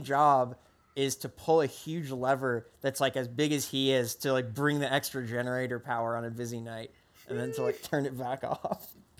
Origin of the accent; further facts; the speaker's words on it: New Jersey, United States; moved away; also born or lived in Massachusetts; I grew up in New Jersey